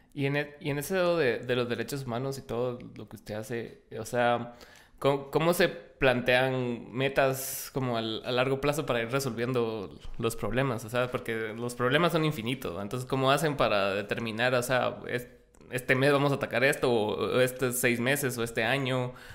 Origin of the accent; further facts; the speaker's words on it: Guatemala; como guatemaltecos